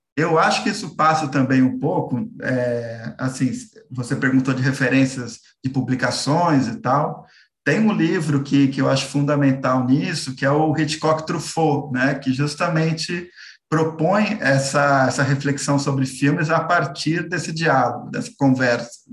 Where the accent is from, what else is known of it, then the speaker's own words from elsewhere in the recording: São Paulo, Brazil; eu sou aqui é, de São Paulo